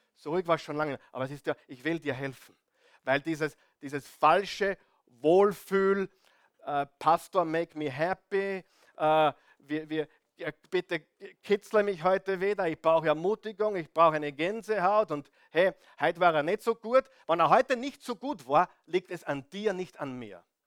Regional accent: Austria; ich bin da am Land aufgewachsen

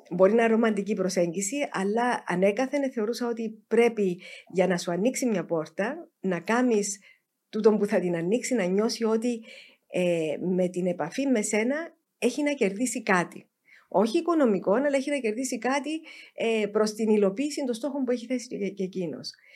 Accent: Cyprus

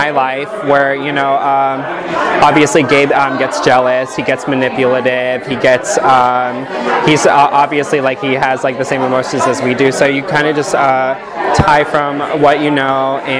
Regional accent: Brea, California, United States; I'm from Brea, California, for as long as I can remember, since I was 5 years old

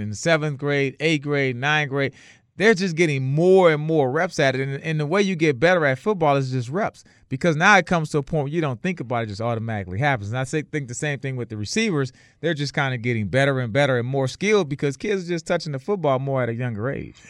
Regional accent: New Orleans, Louisiana, United States; I'm from New Orleans

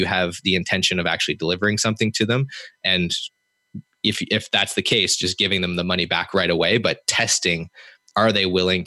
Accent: Canada; me being Canadian

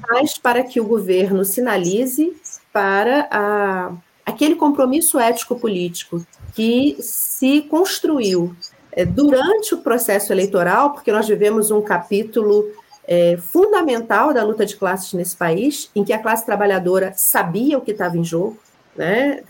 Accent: Rio de Janeiro, Brazil; also born or lived in Minas Gerais; now in Juiz de Fora, Brazil; eu sou cria de Realengo

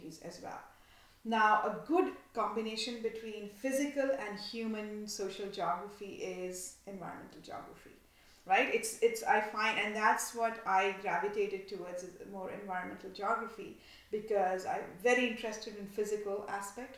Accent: India; growing up in India

